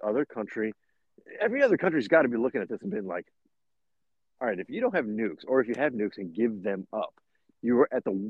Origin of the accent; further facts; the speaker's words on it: United States; I'm American